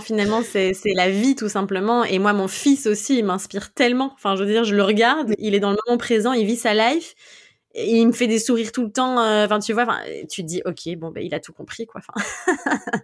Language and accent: French; Belgium; je suis belge